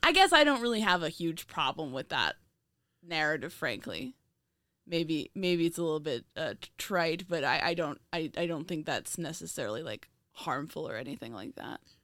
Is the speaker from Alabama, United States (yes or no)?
no; a square-mile town near the Bronx, New York, United States; my hometown is a square mile